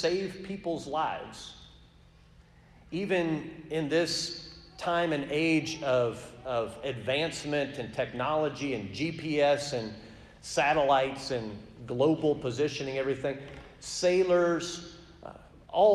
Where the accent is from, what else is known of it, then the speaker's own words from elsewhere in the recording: Portland, Oregon, United States; Growing up in Portland, Oregon, I was probably within a 3-4 hour drive of at least a half a dozen gorgeous lighthouses